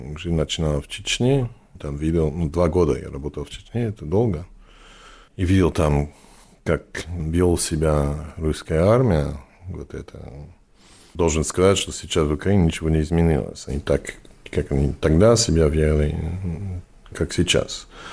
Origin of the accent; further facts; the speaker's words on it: France; first language English; Russian is a second language; also born or lived in New York, United States; now in Barcelona, Spain; Мы мигрировали во Францию, когда я был ребенок. И вот, я вырос во Франции